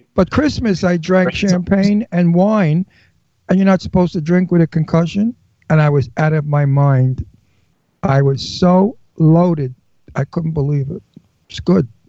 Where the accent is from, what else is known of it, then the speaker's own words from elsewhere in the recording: New York City, New York, United States; accent: Brooklyn; I was born in Brooklyn. I lived in Brooklyn as a kid.